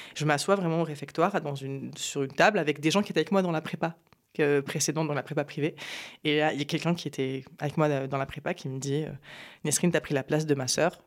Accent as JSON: {"language": "French", "town": "Apt", "region": "Provence-Alpes-Côte d'Azur", "country": "France", "tie": "born or raised there", "also_born_or_lived": "Morocco", "said": "j'ai grandi à Apt, dans le Vaucluse"}